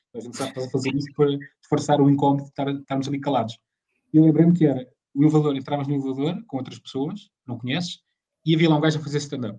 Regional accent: Leiria, Centro, Portugal; eu sou de Leiria

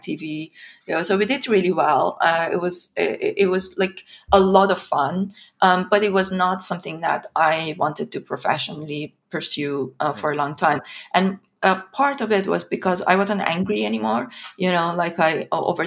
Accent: Iran; moved away as an adult; also born or lived in St Andrews, United Kingdom / London, United Kingdom; now in United Kingdom; I come from Iran. I was born and brought up in Iran. I came to the UK in 2005 to study in St. Andrews University.

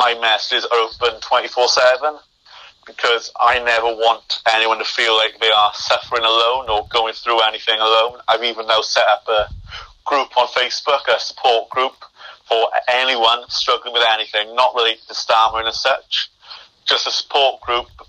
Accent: United Kingdom; us as being British

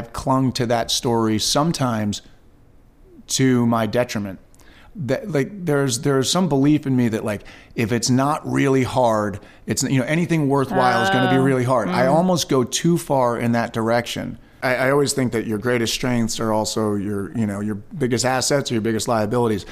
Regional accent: Westchester County, New York, United States; I was born and raised in Westchester County, New York

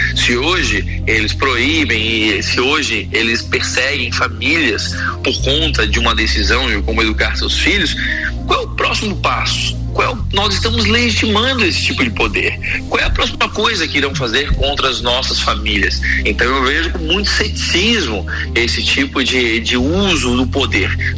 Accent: Brazil; nós, como brasileiros

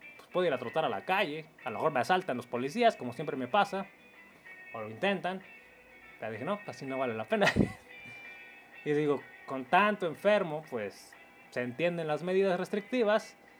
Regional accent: Mexico; tengo raíces indígenas como todo mexicano

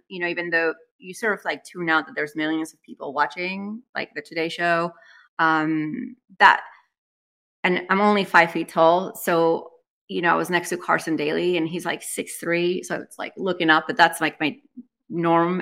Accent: Spain; now in United States; I was born and raised in Spain, so I'm bilingual

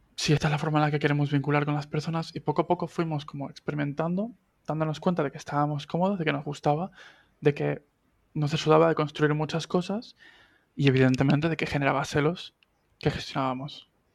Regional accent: Argentina; now in Spain; argentino que vive en España desde hace 17 años

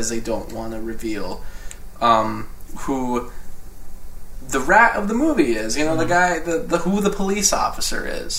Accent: United States; I'm American

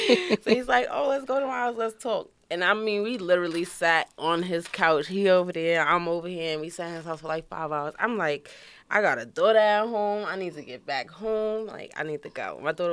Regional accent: New York City, New York, United States; also born or lived in Brooklyn, New York; during teenage years, I was raised in Queens, Far Rockaway.

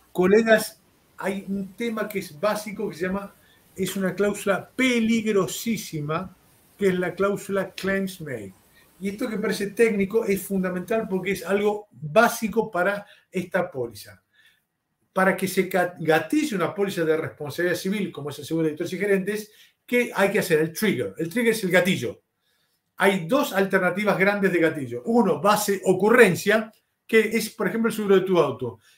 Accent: Argentina; Yo te hablo como argentino. Una de las ventajas que tiene Argentina es que es un país en vías de subdesarrollo.

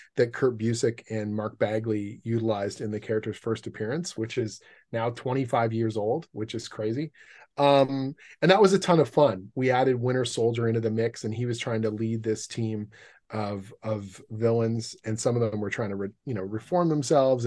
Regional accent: Canada; I'm a Canadian comic book writer

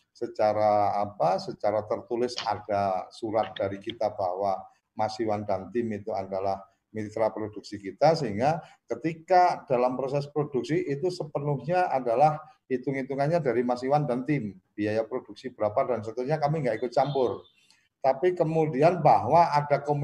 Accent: Temanggung, Central Java, Indonesia; kebetulan aku orang Temanggung, pas aku pulang ke Temanggung

